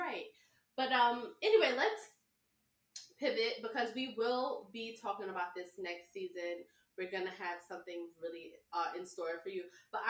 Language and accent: English; New York City, New York, United States; No, I'm from the South. No, mm-hmm. My family's from the South. I'm from Brooklyn.